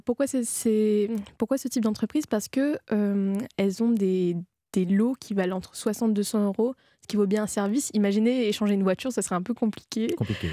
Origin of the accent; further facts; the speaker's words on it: Réunion; je viens de l'île de la Réunion